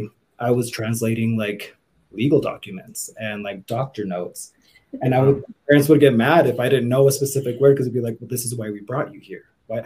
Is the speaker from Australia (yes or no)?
no; Utah, United States; English is a second language; also born or lived in Villa Corona, Jalisco, Mexico; I was born in Villa Corona, Jalisco, Mexico. I was moved to the United States here in Utah when I was about 3 years old, and I was pretty much just raised here my entire life in Utah County, in Mormonism.